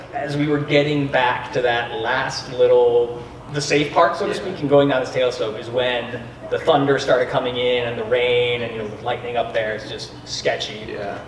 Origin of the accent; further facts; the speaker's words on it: Grandview Heights, Ohio, United States; moved away as an adult; also born or lived in Boulder, Colorado / Scotland / Chile; I grew up right here in Grandview Heights, Ohio, right here in the middle of Columbus.